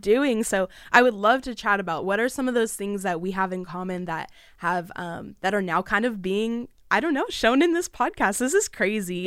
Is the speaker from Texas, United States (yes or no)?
no; Southern California, United States; I am twenty years old, born and raised in Southern California